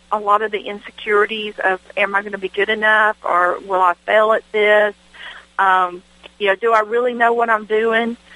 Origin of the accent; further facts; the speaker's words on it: the South, United States; I did pull a lot of, of my, my childhood into Ethel Song as far as growing up in the South.